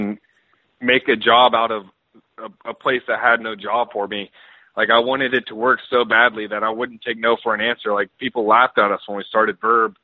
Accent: Georgia, United States; I grew up in Georgia

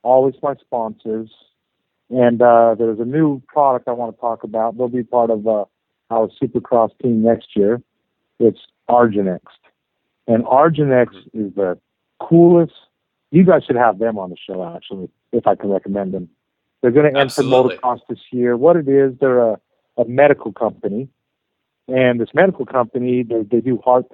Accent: Arizona, United States; now in Southern California, United States; I'm from Arizona

